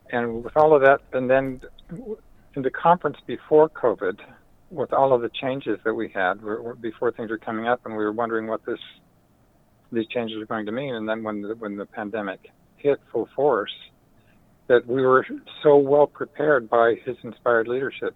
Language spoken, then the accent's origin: English; Utah, United States; I grew up in Utah in the fifties, a baby boomer